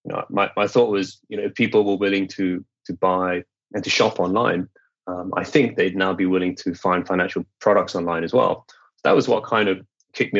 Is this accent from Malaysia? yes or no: yes; Malaysia; moved away as an adult; also born or lived in United Kingdom; I am Malaysian. You know, I grew up here, but you know, I'd lived overseas from 1995 to 2010